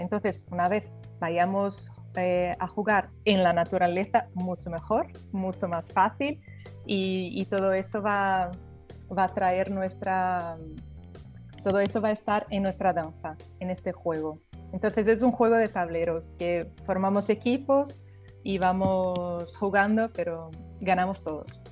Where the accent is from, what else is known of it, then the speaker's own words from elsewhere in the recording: Brazil; moved away; yo soy brasileña